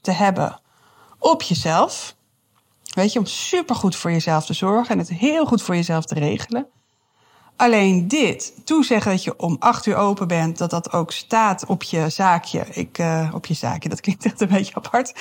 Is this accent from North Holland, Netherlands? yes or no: yes; Amsterdam, North Holland, Netherlands; moved away as an adult; now in Deventer, Netherlands; ik kom uit Amsterdam en toen ik hierheen verhuisde, wat alweer, jeetje, dat is echt alweer 14 jaar geleden